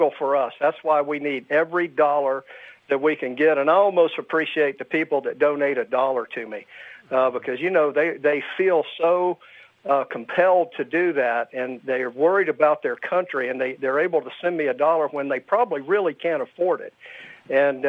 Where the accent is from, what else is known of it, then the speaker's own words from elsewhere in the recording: Florida, United States; moved away as an adult; now in Nevada, United States; I was from Florida originally